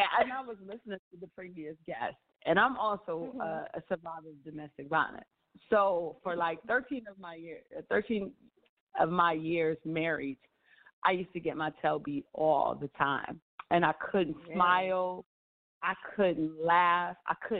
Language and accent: English; Arkansas, United States; also born or lived in Japan / Spain / Washington State / Washington, D.C.; now in Atlanta, United States; I lived in Japan, Spain, Washington State. I'm originally from Arkansas. I call Washington, D.C. home, but I'm now here in Atlanta.